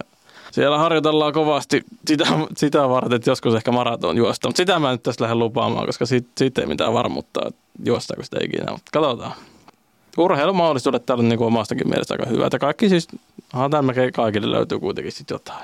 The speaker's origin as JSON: {"language": "Finnish", "town": "Lappeenranta", "region": "South Karelia", "country": "Finland", "also_born_or_lived": "Helsinki", "moved": "as an adult", "lives_now": "Joensuu, Finland", "said": "Mä oon tosiaan Lappeenrannassa kotoisin"}